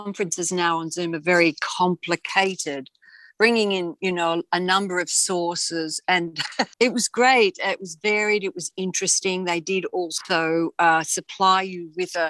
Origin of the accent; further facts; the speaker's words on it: Western Australia, Australia; I'm from Down Under in the huge state of Western Australia